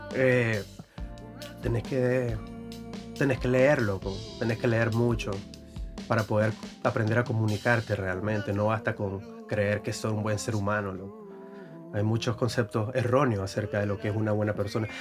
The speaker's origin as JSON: {"language": "Spanish", "region": "Carazo", "country": "Nicaragua", "said": "También soy de Carazo"}